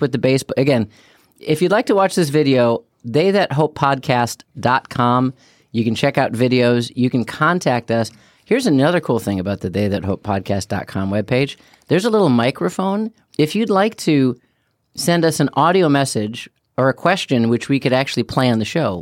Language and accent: English; Chicago, Illinois, United States; growing up in Chicago